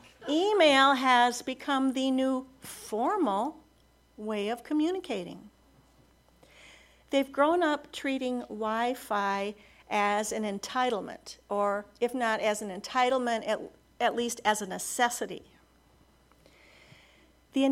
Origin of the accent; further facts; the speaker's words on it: United States; There's a small private college near my hometown. It's called Beloit College